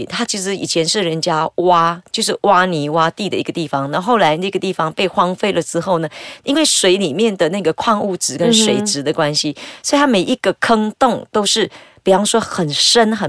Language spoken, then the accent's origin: Chinese; Bukit Mertajam, Penang, Malaysia; 我的家乡的话在北马一个叫大三角的地方。